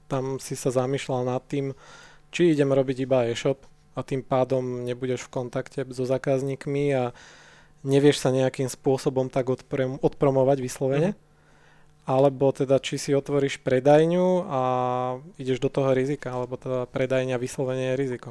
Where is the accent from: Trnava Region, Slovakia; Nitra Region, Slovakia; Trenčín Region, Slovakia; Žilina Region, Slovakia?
Trenčín Region, Slovakia; Nové Mesto nad Váhom; now in Bratislava, Slovakia; Ja som konkrétne z Nového mesta nad Váhom